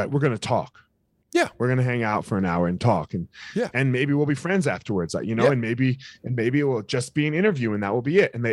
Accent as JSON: {"language": "English", "area": "outside Philadelphia", "region": "New Jersey", "country": "United States", "tie": "born or raised there", "said": "so i grew up in right outside of philadelphia across oh. the bridge in oh. new jersey"}